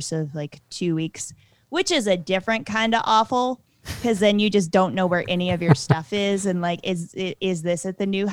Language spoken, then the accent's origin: English; West Virginia-Virginia border, Southwest Virginia, United States; I grew up right on the West Virginia-Virginia border